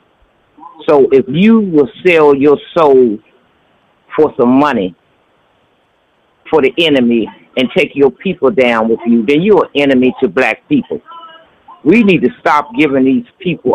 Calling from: Washington, District of Columbia, United States; I'm calling from D.C.

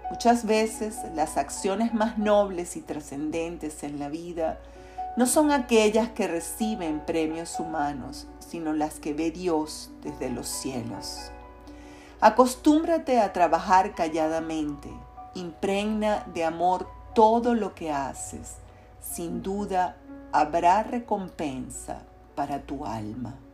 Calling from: Caracas, Capital District, Venezuela; te saludo fraternalmente desde Caracas, Venezuela.

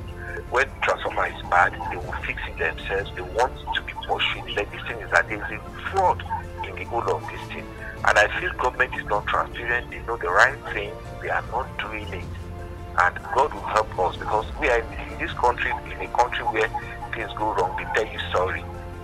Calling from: Abuja, Federal Capital Territory, Nigeria; I'm calling from Kurubi in Abuja.

